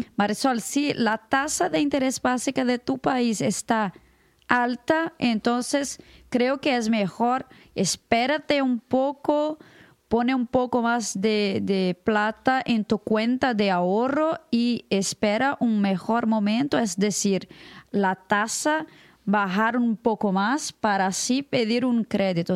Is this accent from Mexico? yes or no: no; Brazil; Spanish is a second language; soy de Brasil